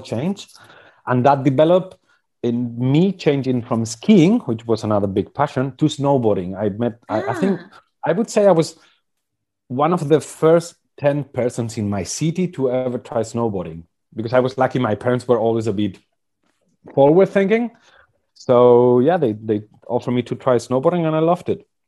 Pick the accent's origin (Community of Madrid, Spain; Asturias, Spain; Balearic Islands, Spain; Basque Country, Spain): Basque Country, Spain; I was born in the Basque country 42 years ago in 1978